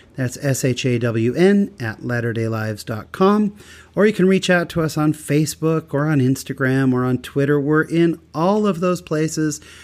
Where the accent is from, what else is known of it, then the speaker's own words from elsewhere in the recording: Utah, United States; I'm from Utah